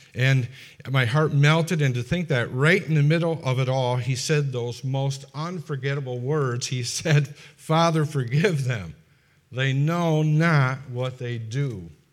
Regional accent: Fonda, New York, United States; moved away; I come from Fonda, and Fonda is just ab, in the vicinity of Albany, which is the capital of, of, uh, New York

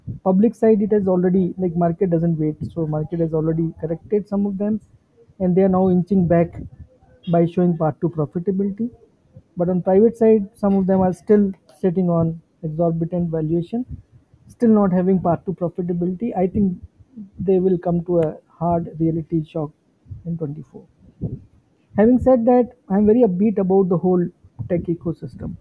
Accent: Jaipur, Rajasthan, India; moved away; My hometown, which is Jaipur

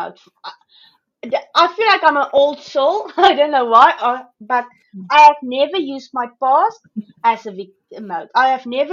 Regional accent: South Africa; moved away as an adult; now in Australia; I'm originally from South Africa, so I've moved to Australia 3 years ago.

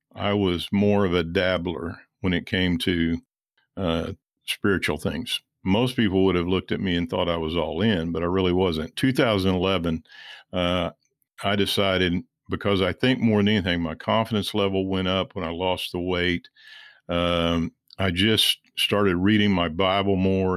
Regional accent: Missouri, United States; I grew up in Missouri uh, originally

